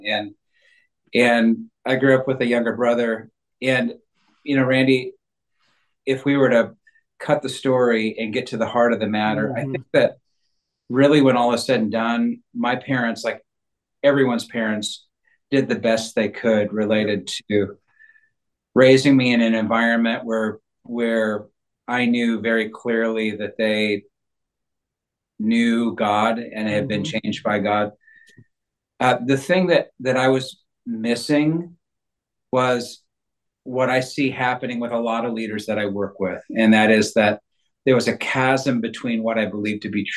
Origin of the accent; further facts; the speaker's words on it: Northern California, United States; I grew up in Northern California